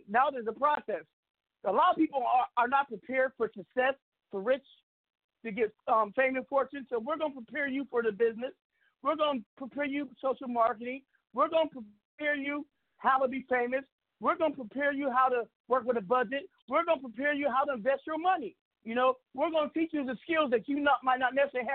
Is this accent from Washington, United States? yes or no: yes; Seattle, Washington, United States; now in Arizona, United States; Seattle, Washington. That's my hometown, where I'm coming from